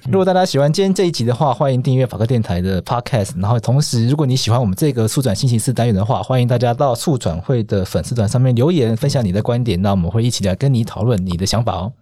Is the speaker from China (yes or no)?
no; Taiwan; 我们台湾人民都可以接受的共同的价值理念